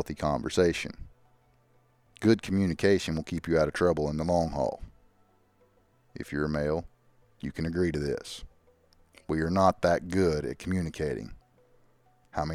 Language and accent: English; Arkansas, United States; we're from Arkansas